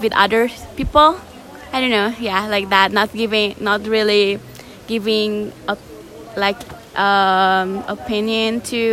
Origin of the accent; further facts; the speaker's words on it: Bali, Indonesia; English is a second language; I'm from Bali and English is not my first language